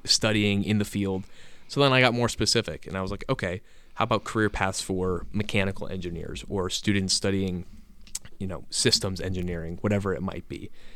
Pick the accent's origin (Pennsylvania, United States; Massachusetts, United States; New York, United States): Pennsylvania, United States; Reading; Berks County, so outside Reading